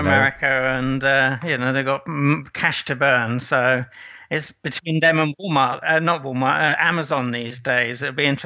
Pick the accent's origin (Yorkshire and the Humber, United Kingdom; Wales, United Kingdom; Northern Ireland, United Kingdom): Wales, United Kingdom; Aberystwyth; moved away as an adult; also born or lived in Irvine, California; grew up in Wales, so um, I loved it there.